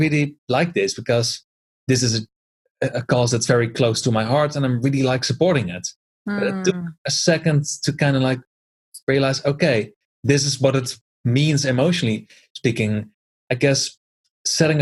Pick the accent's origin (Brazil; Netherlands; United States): Netherlands; moved away; I always used to be a volunteer back in my home country in the Netherlands.